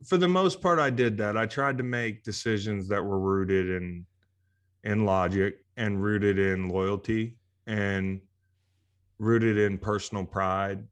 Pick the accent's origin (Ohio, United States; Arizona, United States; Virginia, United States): Virginia, United States; play college football in my hometown